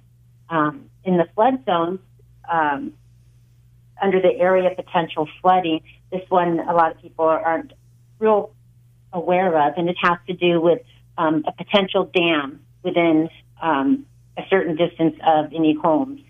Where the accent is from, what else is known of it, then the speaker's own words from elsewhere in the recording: Santa Clarita Valley, California, United States; I grew up in the Santa Clarita Valley